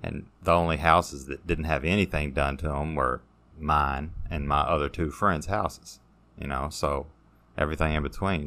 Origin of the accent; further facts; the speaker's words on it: Hodgenville, Kentucky, United States; also born or lived in Elizabethtown, Kentucky; most of my time was around Hodgenville